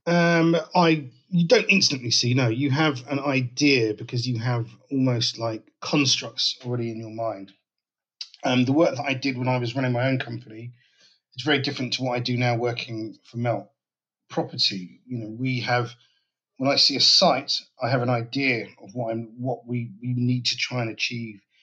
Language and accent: English; London, United Kingdom; I'm based in northwest London, a place called Dollis Hill, just around the corner from where I was born, actually, in Willesden